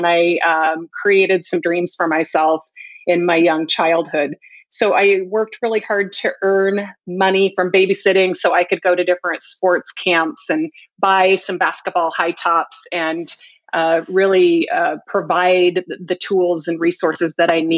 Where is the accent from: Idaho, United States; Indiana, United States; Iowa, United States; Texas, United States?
Idaho, United States; moved away as an adult; also born or lived in Virginia; I was going from Idaho to Virginia.